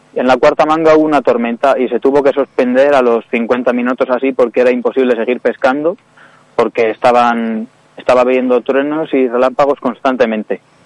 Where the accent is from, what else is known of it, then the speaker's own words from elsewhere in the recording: Ávila, Castile and León, Spain; yo nací en Ávila, eh, y tengo 17 años